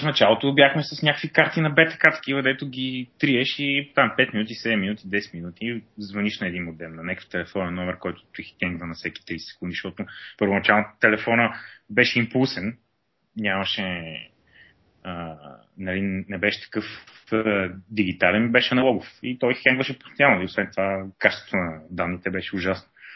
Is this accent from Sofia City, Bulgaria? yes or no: yes; Sofia, Sofia City, Bulgaria; also born or lived in Pazardzhik; живял съм в София през съзнателната част от живота си, като а, съм раснал по кварталите.